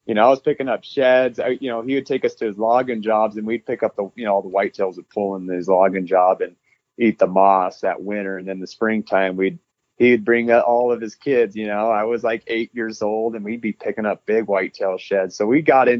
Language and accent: English; North Idaho, United States; we grew up in the North Idaho region.